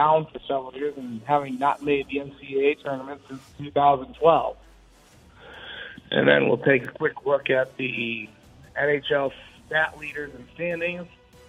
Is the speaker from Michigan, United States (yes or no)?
yes; Michigan, United States; my home state, and that's Michigan State hockey.